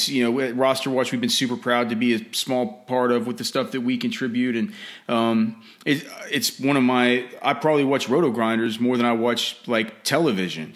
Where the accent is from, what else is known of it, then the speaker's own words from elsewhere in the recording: Texas, United States; also born or lived in Evanston, Illinois; my dad said he needed to get his son back to Texas A S A P, so they moved back, but I was born in Evanston